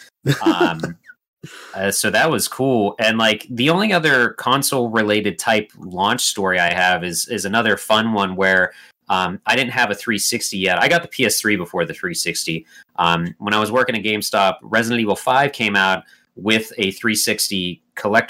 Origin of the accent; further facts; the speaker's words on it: United States; I'm an American